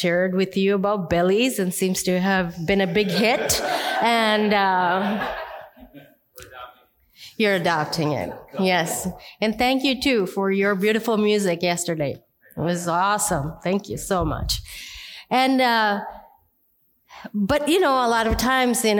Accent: India; I'm Indian

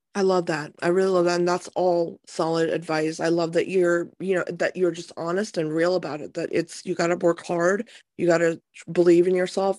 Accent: United States; I, I grew up in America

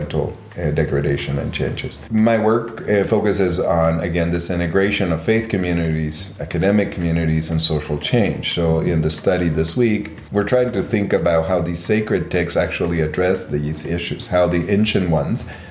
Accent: Guatemala; now in Berkeley, United States; growing up in Guatemala in the middle of a civil war

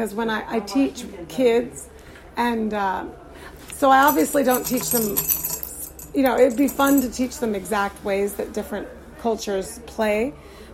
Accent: Arizona, United States; now in Brooklyn, New York, United States; I was born in Arizona, which is even further away from here

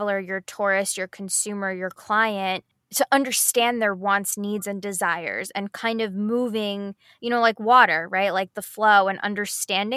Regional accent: United States; as an American, right, and knowing English

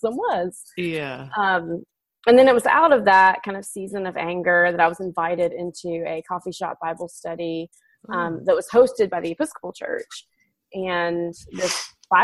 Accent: Montgomery, Alabama, United States; moved away as an adult; also born or lived in Dallas, Texas / Waco, Texas / Austin, Texas; now in Oklahoma, United States; I grew up in Alabama

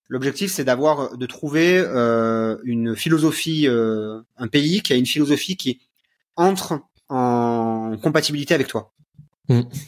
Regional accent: France; moved away as an adult; now in Romania; en tant que Français

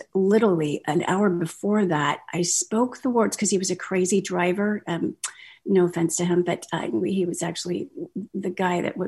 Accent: Kansas City, Missouri, United States; I'm from Kansas City, Missouri

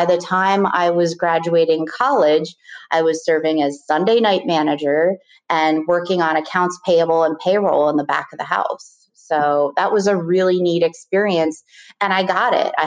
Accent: Tequesta, Florida, United States; also born or lived in Richmond, Virginia / Charlottesville, Virginia; I spent the majority of my years growing up in South Florida in a town that was small called Sequesta, which is right north of Jupiter

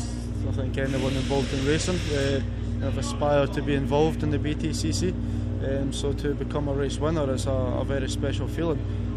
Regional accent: Scotland, United Kingdom; Being Scottish

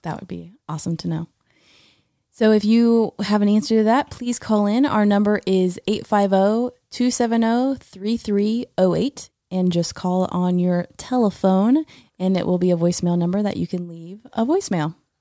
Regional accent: Florida, United States; I'm from Florida.

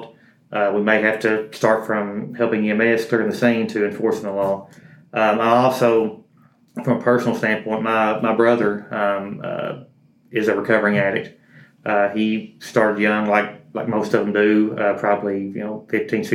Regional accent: Powell County, Kentucky, United States; Born and raised in Powell County

